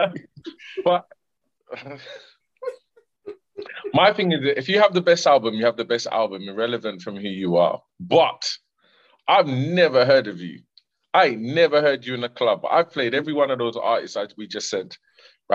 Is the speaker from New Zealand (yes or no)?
no; Jamaica; I was born in Jamaica